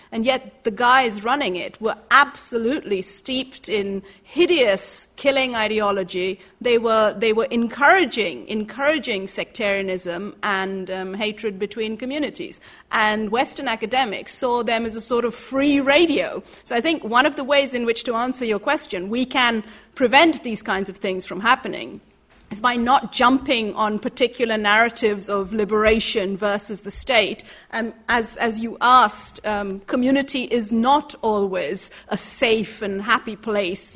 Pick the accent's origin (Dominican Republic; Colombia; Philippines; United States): Colombia; now in London, United Kingdom; I'm from Colombia